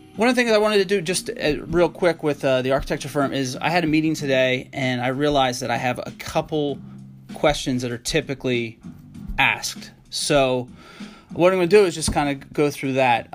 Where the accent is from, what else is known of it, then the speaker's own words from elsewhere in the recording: Harrisburg, Pennsylvania, United States; I'm originally actually from, um, Harrisburg, Pennsylvania